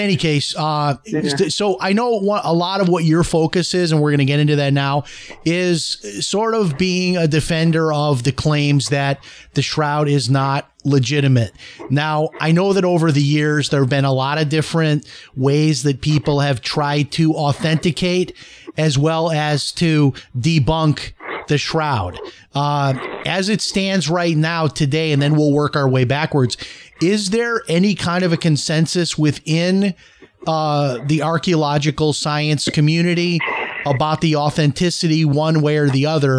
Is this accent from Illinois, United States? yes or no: yes; Chicago, Illinois, United States; Now, I'm trying to remember this, but I think when I was a child growing up in Chicago, that there was a time where you could go